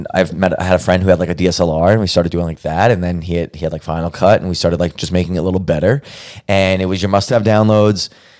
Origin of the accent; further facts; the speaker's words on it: New York City, New York, United States; moved away as an adult; also born or lived in Arizona; now in Los Angeles, United States; Well, I'm from Brooklyn, New York. I've born and raised in Brooklyn. That's my big part of who I am. It's part of my identity, my shtick.